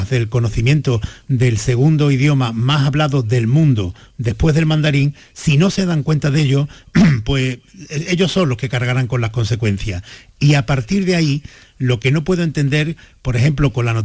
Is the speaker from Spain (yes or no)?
yes; Spain; yo desde luego como español